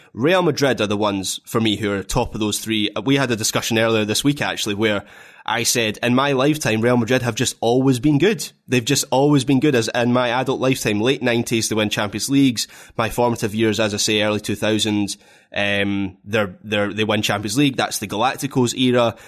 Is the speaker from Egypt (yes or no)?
no; Scotland, United Kingdom; being a Scot